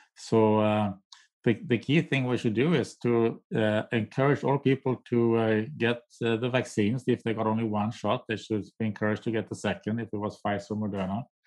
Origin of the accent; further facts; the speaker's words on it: Sweden; now in United States; I'm from Sweden, I'm a nati, my native country